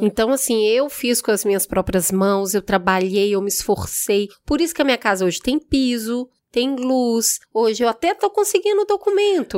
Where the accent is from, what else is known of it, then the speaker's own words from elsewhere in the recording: Belo Horizonte, Minas Gerais, Brazil; eu sou de Belo Horizonte